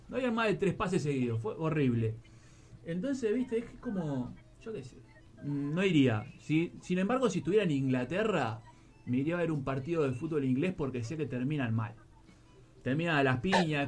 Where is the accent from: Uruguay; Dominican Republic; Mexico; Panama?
Uruguay; now in Spain; soy uruguayo, estoy en España